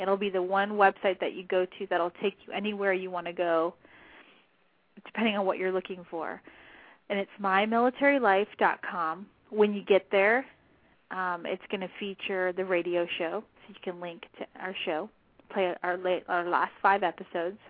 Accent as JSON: {"language": "English", "region": "southern New Mexico", "country": "United States", "said": "I'm from New Mexico"}